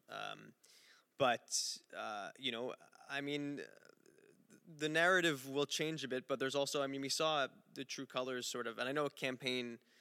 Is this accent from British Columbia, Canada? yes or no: no; Montreal, Quebec, Canada; I'm from Montreal